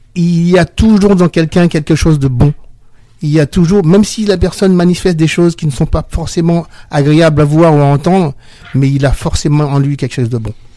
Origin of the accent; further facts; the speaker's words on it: Villepinte, Île-de-France, France; Chez nous, à Villepinte